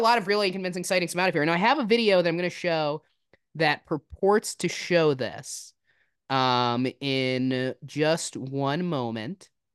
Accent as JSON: {"language": "English", "region": "New Jersey", "country": "United States", "tie": "born or raised there", "said": "I grew up in New Jersey"}